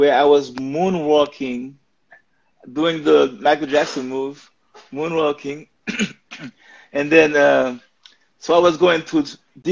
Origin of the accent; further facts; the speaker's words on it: Haiti; English is a second language; now in United States; Even though I was born here, I kind of like grew up in Haiti